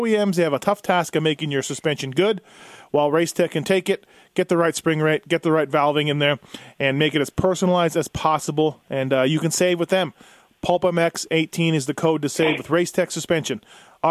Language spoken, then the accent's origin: English; Manitoba, Canada; my hometown of Manitoba